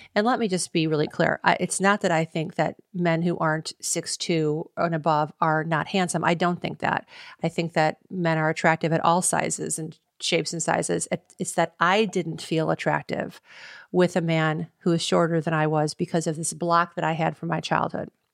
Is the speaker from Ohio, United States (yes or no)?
yes; Cleveland, Ohio, United States; We got married in Cleveland, Ohio, my hometown